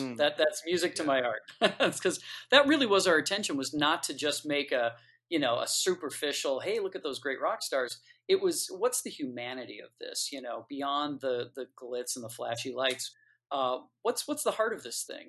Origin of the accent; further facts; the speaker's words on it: Detroit, Michigan, United States; I grew up in Detroit, Michigan, listening to this music